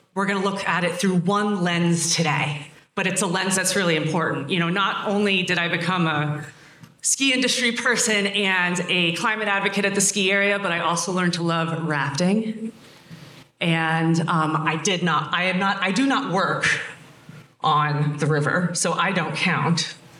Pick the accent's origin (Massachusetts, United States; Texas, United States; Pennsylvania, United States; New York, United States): Pennsylvania, United States; moved away; also born or lived in Colorado; I grew up in Pennsylvania